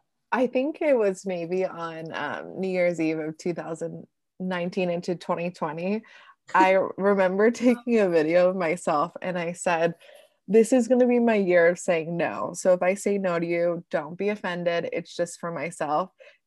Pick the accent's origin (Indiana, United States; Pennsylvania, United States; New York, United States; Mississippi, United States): Pennsylvania, United States; So like, for example, I grew up in Pennsylvania.